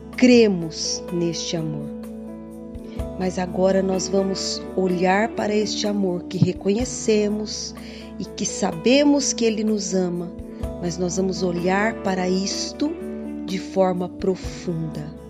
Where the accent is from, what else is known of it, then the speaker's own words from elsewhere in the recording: São José do Rio Preto, São Paulo, Brazil; Eu sou de São José do Rio Preto